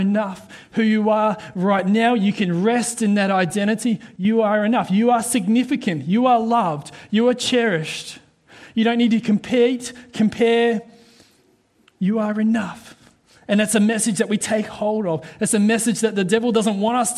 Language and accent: English; New Zealand; now in Australia; I'm a Kiwi, all right? Proud to be a Kiwi Aussie. I'm both.